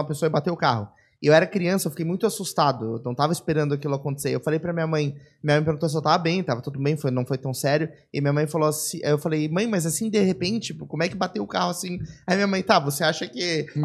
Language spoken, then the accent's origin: Portuguese; São Paulo, Brazil; now in Florianópolis, Brazil; eu nasci em São Paulo, né? Eu vim pra cá, sou um importado, mas eu vim pra cá em 99